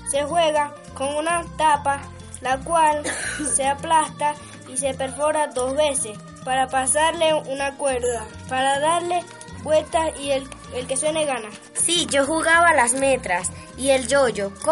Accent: Colombia; yo soy la única colombiana metida en este programa

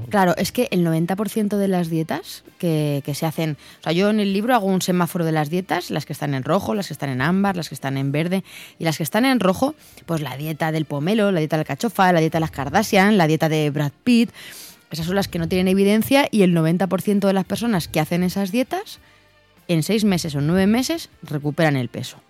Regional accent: Belmonte, Castilla-La Mancha, Spain; now in Madrid, Spain; Vivo en Madrid, pero soy de Cuenca. Soy de un pueblo que se llama Belmonte

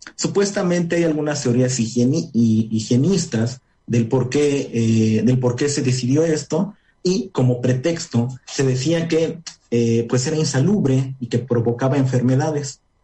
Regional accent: Puebla, Mexico; also born or lived in Nayarit; soy orgullosamente de aquí, soy de Puebla

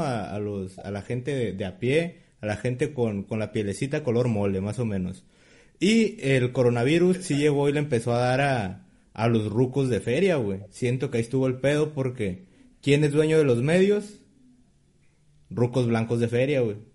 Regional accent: Tijuana, Baja California, Mexico; somos de Tijuana

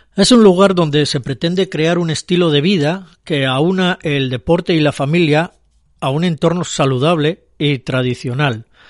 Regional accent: Luanco, Asturias, Spain; Yo soy asturiano y soy de Luanco

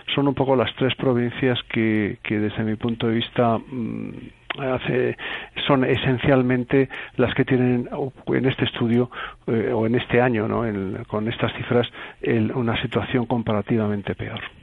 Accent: Andalusia, Spain; no tenemos totalmente ganada como españoles y como andaluces la batalla

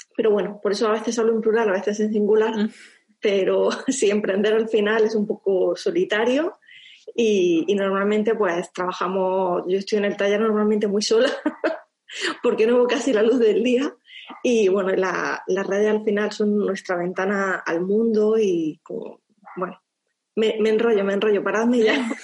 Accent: Andalusia, Spain; also born or lived in France; soy andaluza

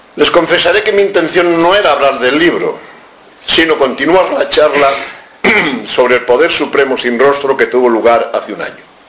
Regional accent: Spain; como españoles en la casi totalidad somos católicos

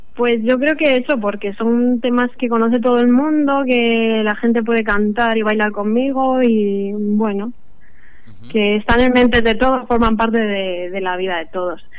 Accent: Azuqueca de Henares, Castilla-La Mancha, Spain; Yo soy de Azuqueca, de Nares, Guadalajara

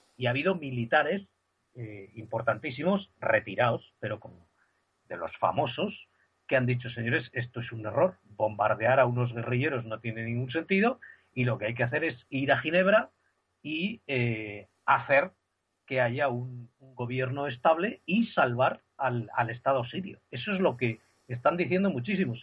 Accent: Spain; siendo español

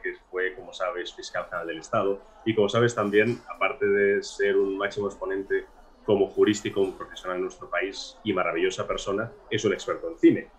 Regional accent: Granada, Andalusia, Spain; yo soy granadino

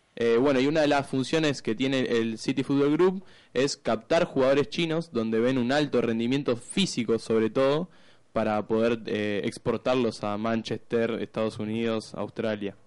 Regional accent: Argentina; como argentino

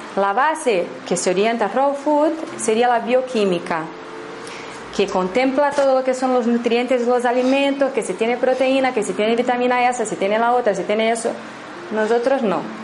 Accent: Brazil; Spanish is a second language; moved away; he estado todo ese 18 años en Brasil, soy de Brasil

